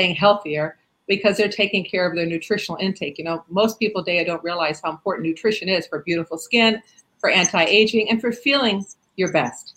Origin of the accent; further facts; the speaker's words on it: South Florida, United States; I grew up in South Florida and we have a lot of elderly people here